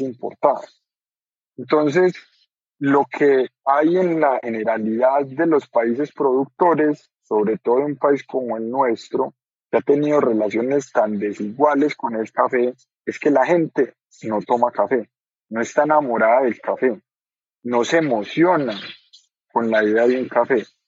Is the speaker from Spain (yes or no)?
no; Colombia; como colombianos